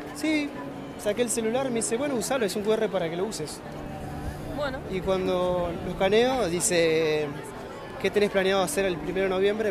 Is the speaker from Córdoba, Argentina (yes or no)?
no; La Plata, Buenos Aires Province, Argentina; yo soy de La Plata